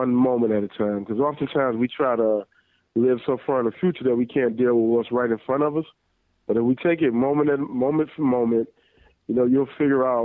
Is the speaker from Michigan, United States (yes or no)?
yes; Detroit, Michigan, United States; I grew up in Detroit